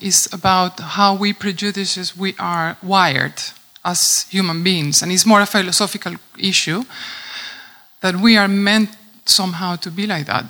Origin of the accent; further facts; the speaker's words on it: Venezuela; moved away as an adult; now in Netherlands; I'm coming from Venezuela. I live already for 14 years in the Netherlands, and I experienced both worlds somehow being raised in my own country